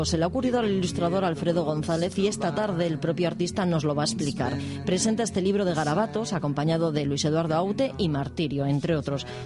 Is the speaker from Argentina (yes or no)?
no; Ponferrada, Castile and León, Spain; El equipo de mi tierra